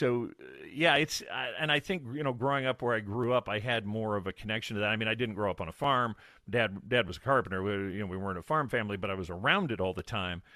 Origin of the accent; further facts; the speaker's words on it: Illinois, United States; I grew up in Illinois, about as far from an ocean as you can get.